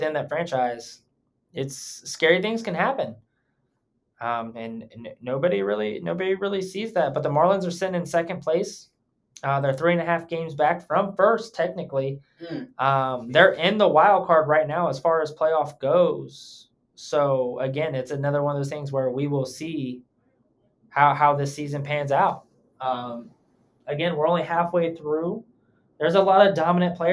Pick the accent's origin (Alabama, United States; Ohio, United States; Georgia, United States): Ohio, United States; we're from Ohio or I'm from Ohio